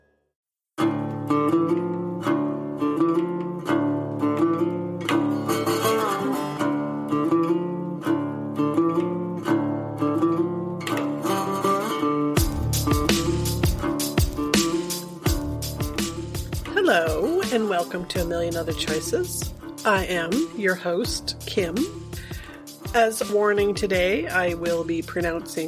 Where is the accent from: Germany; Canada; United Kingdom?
Canada; as a Canadian